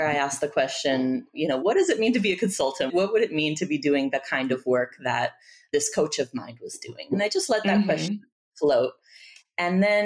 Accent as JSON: {"language": "English", "town": "Tijuana", "region": "Baja California", "country": "Mexico", "also_born_or_lived": "Bay Area, California, United States", "moved": "yes", "lives_now": "Washington, D.C., United States", "said": "I'm originally from Tijuana, from Mexico. I was living in the Bay Area for about 15 years before moving to Washington, D.C."}